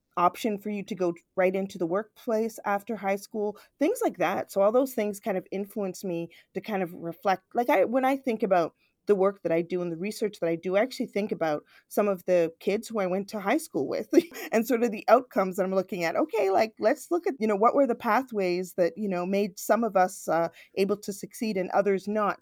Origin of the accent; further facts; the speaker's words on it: Toronto, Ontario, Canada; I'm born actually in Toronto, I grew up in Scarborough, which is a very multicultural suburb of Toronto